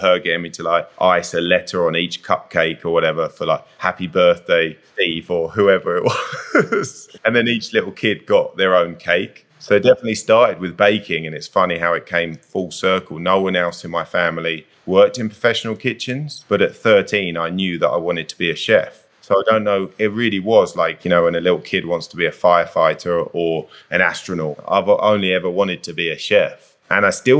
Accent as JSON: {"language": "English", "area": "Kent", "region": "South East England", "country": "United Kingdom", "tie": "born or raised there", "moved": "yes", "lives_now": "Whistler, Canada", "said": "Southeast of England in Kent. So really, really rural out in the countryside"}